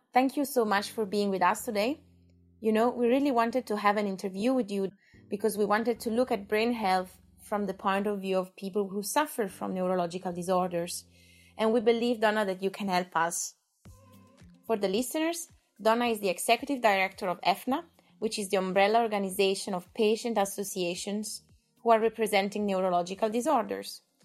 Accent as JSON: {"language": "English", "country": "Italy", "accent": "Italian", "second_language": "English", "said": "Italian as much as my accent"}